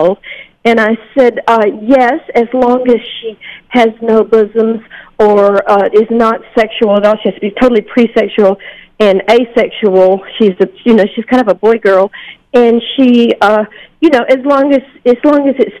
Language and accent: English; Jackson, Mississippi, United States; now in Nashville, United States; Today I'm in Jackson, Mississippi, which was my hometown